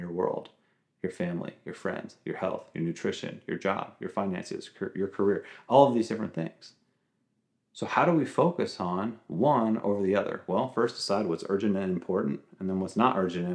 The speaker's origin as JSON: {"language": "English", "area": "Long Island", "region": "New York", "country": "United States", "tie": "born or raised there", "said": "I grew up on Long Island"}